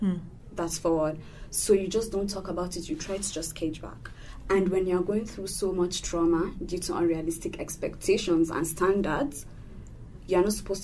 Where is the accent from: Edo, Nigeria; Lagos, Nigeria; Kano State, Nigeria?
Kano State, Nigeria; Kano; also born or lived in Abuja / Yola; I grew up in Kano.